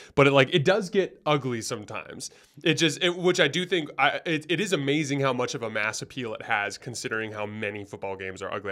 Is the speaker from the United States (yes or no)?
yes; Tucson, Arizona, United States; I'm from Tucson, born and raised originally.